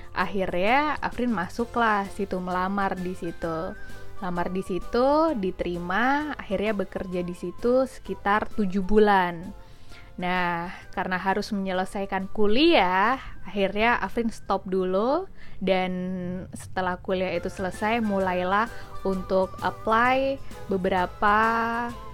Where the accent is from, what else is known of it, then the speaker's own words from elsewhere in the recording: Jember, East Java, Indonesia; moved away as an adult; now in Jakarta, Indonesia; aku tuh asli anak Jember, Jawa Timur.